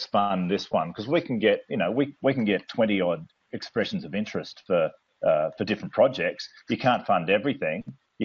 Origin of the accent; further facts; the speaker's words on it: Australia; moved away as an adult; also born or lived in New Zealand; I'm actually originally Australian. I'm still Australian. And I moved to New Zealand to study chiropractic